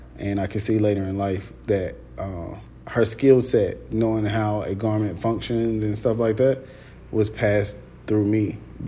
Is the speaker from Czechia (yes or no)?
no; Atlanta, Georgia, United States; Yeah, I'm from Atlanta. I'm from the west side of Atlanta. I grew up across the street from Morehouse.